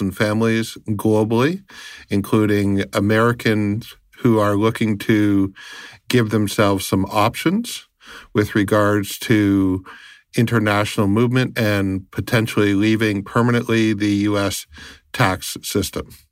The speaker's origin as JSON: {"language": "English", "country": "Canada", "said": "I am a Canadian uh, who deals with immigration, tax, family law solutions"}